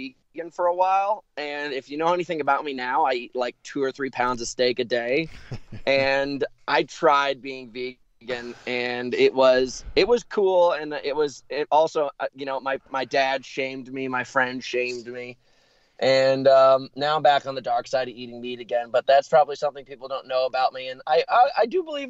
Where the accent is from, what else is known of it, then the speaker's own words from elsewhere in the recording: United States; moved away as an adult; also born or lived in New York City, New York / Connecticut / Montana / Taos, New Mexico; I'm from New York City and Connecticut. I was split between New York and Connecticut for the majority of my life until I was 18